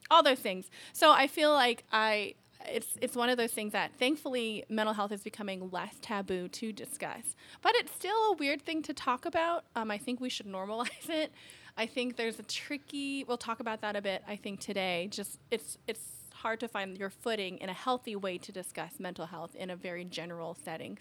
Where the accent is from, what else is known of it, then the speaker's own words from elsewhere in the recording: Alaska, United States; so I grew up in Alaska